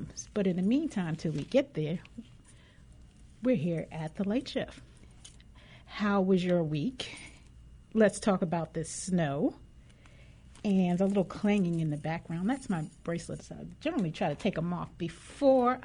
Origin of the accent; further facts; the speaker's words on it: New York, United States; moved away as an adult; also born or lived in Washington, D.C.; growing up in New York